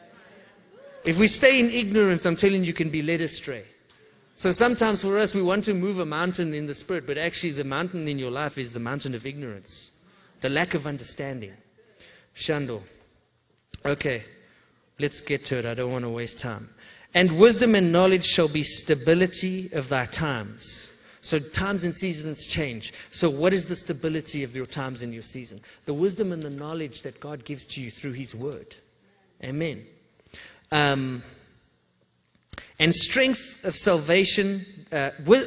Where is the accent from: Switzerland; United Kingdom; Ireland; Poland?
United Kingdom; England; I'm English